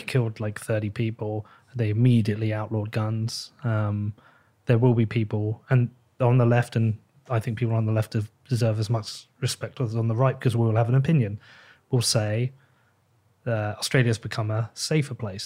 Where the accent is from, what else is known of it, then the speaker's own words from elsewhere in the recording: England, United Kingdom; I am English